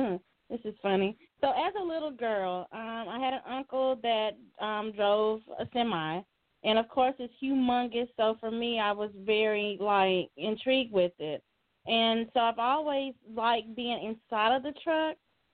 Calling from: Dallas, Texas, United States; I'm calling in from Dallas, Texas.

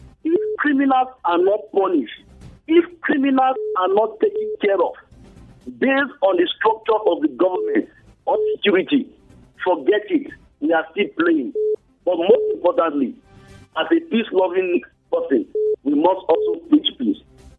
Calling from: Jos, Plateau, Nigeria; calling from Tudunwada.

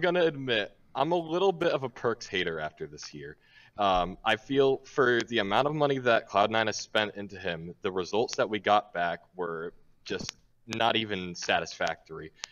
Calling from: Cranston, Rhode Island, United States; I'm calling from Cranston, Rhode Island

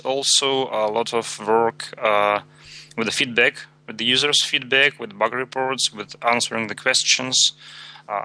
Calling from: Saint Petersburg, Russia; from JetBrains, calling from St. Petersburg, Russia

